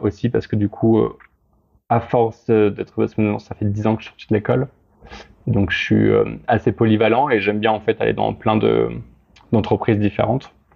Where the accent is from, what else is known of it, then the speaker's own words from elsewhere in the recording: Grenoble, Auvergne-Rhône-Alpes, France; je viens de Grenoble